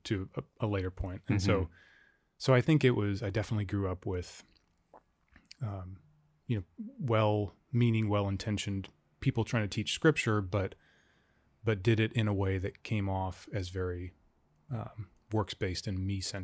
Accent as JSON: {"language": "English", "town": "Fairbanks", "region": "Alaska", "country": "United States", "tie": "born or raised there", "said": "I grew up in Fairbanks."}